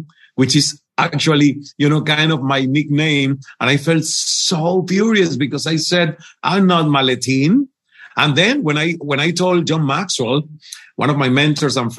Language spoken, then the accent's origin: English; Cuba; first language Spanish; English is a second language; moved away as an adult; also born or lived in Toronto, Canada; I learned English when I was already 29 and I got from Cuba to Toronto.